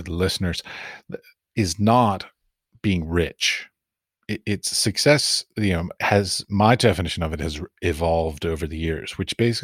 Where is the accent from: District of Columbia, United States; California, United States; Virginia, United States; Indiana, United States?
District of Columbia, United States; Washington; also born or lived in Iowa / Ohio / Abu Dhabi; now in Prague, Czech Republic; I grew up in Washington, D.C. and then I've lived in Iowa and Ohio and then in Abu Dhabi